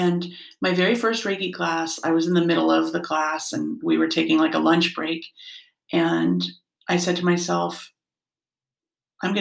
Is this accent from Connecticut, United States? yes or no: yes; Norwalk, Connecticut, United States; now in Newtown, United States; I grew up in Norwalk